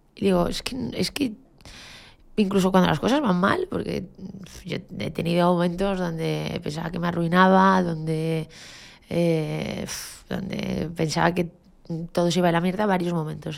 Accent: Galicia, Spain; moved away; como buena gallega, y yo soy de un pueblo de Galicia

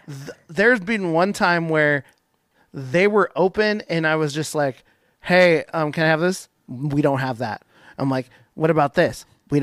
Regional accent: Tacoma, Washington, United States; also born or lived in Bonney Lake, Washington; as someone who has grown up in Tacoma. This is my home. I work in Seattle, but Tacoma has been my scene forever.

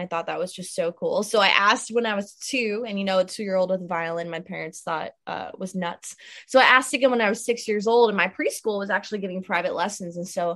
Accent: South Florida, United States; now in Nashville, United States; born and raised in South Florida, now living in Nashville

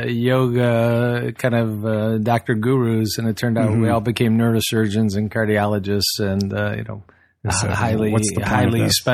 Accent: Southfield, Michigan, United States; Born and raised in suburbia about, 40 minutes from where you are, Southfield.

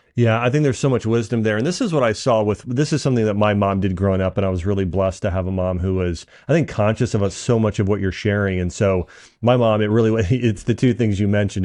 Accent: Dayton, Ohio, United States; I grew up in Dayton

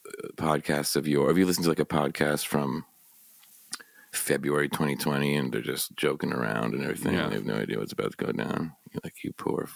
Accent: New York City, New York, United States; also born or lived in Brooklyn, New York; I've been in New York my whole life. I grew up in Upper Manhattan, Spanish Harlem-ish

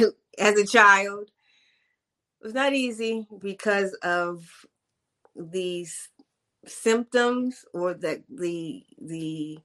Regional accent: Hawaii, United States; born there; I am the daughter of a New York woman and a Jamaican man. And I was born in Hawaii.

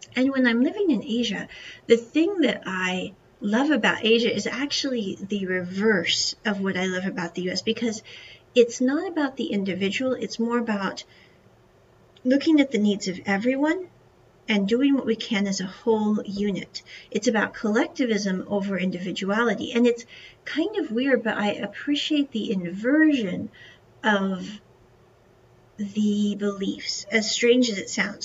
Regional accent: United States; moved away as an adult; growing up in America was the fact that I was surrounded by people

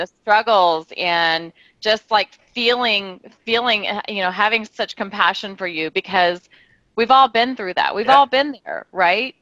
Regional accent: Tennessee, United States; moved away as an adult; also born or lived in Louisiana / Texas; now in San Diego, United States; I was born in Louisiana, grew up in Tennessee, yeah. moved to San Diego when I was 19

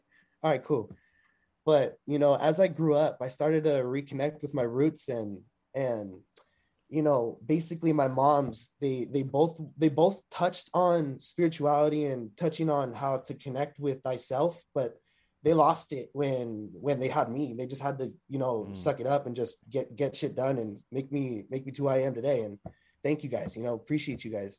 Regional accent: Long Beach, California, United States; I'm a California, Long Beach native. You know, I was born and raised, you know, born in Memorial Hospital

